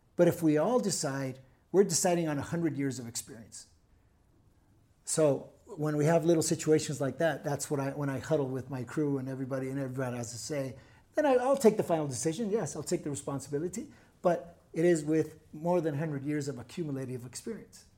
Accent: Tijuana, Baja California, Mexico; English is a second language; now in Puerto Vallarta, Mexico; born and raised in T J.

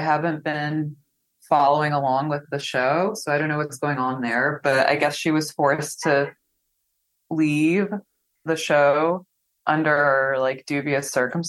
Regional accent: New Jersey, United States; I'm from New Jersey

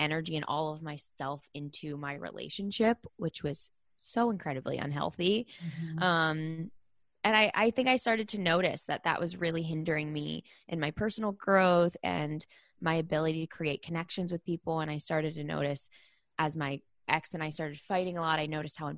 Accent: Pittsburgh, Pennsylvania, United States; I grew up in Pittsburgh, Pennsylvania

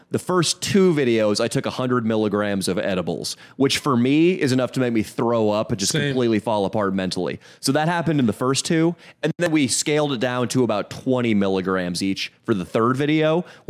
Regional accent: California, United States; Northern California.

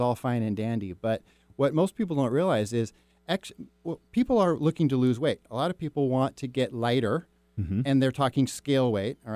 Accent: Mercer Island, Washington, United States; I grew up on Mercer Island

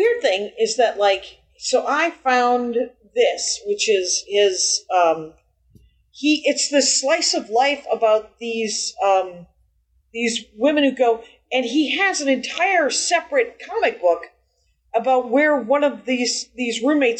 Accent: Simi Valley, California, United States; born there; nope, I was born in the Simi Valley.

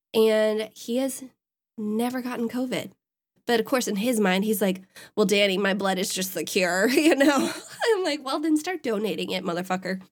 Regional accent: Wisconsin, United States; my home state

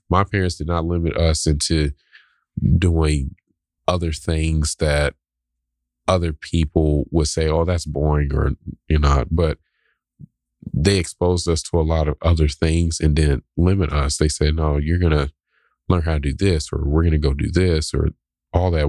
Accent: the South, United States; growing up in the South.

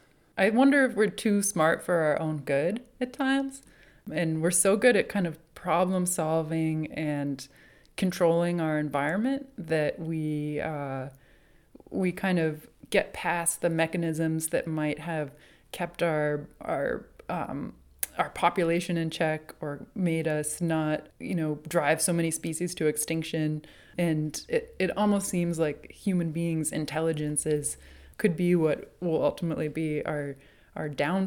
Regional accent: New England, United States; But I'm from New England. And I think Boston was always the kind of big city to me growing up.

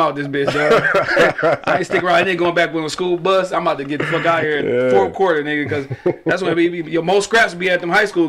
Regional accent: Detroit, Michigan, United States; But I'm from the East, dog.

